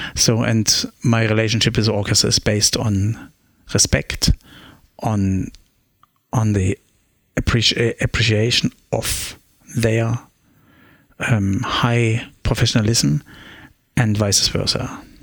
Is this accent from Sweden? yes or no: no; Germany; English is a second language; now in Australia; I grew up in the East German Republic with a clear dictatorship government.